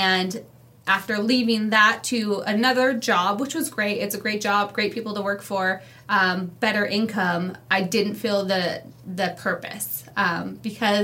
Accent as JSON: {"language": "English", "town": "Bellingham", "region": "Washington", "country": "United States", "tie": "born or raised there", "moved": "as an adult", "lives_now": "Spokane, United States", "said": "We grew up in Bellingham, Nooksack, Washington. And my dad, we actually moved there from Spokane. We were born here"}